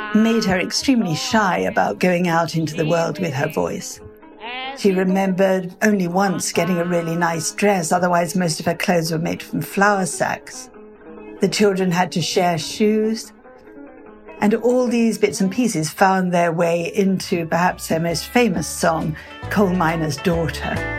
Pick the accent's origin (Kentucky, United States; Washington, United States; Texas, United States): Kentucky, United States; Butcher Hollow; my hometown is Butcher Holler, Kentucky.